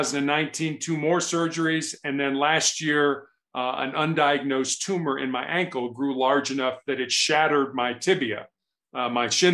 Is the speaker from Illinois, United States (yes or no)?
yes; Chicago, Illinois, United States; I grew up in Chicago